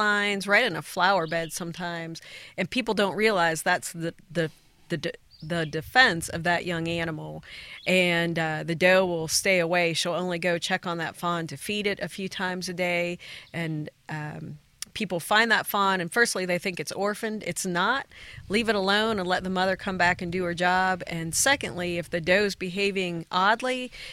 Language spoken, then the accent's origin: English; Ohio, United States; moved away as an adult; now in Tennessee, United States; My background's from Ohio.